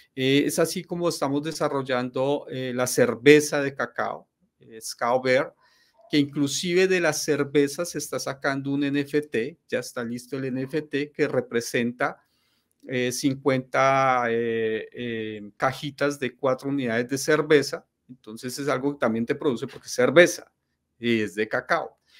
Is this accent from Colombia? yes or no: yes; Colombia; also born or lived in Ecuador / Europe; soy, soy colombiano, soy ah, colombiano en estos momentos, en estos momentos estoy en Cali, estoy en Cali, Colombia, que es donde tengo pues, mi familia.